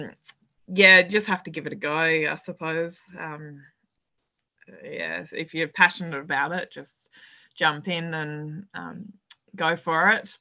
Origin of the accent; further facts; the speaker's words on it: Burra, South Australia, Australia; Burra, which is my hometown